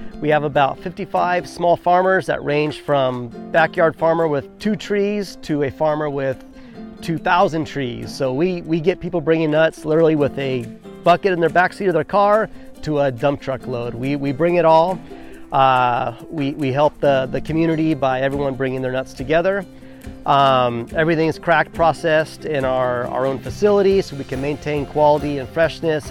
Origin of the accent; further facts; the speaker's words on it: Southern California, United States; also born or lived in Big Island of Hawaii; now in Honokaa, Hawaii, United States; I was born and raised in California on a citrus farm